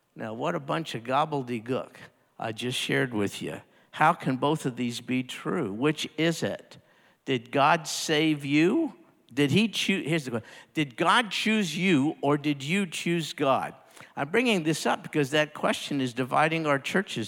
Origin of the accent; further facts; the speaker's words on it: United States; being an American and growing up here in, in the United States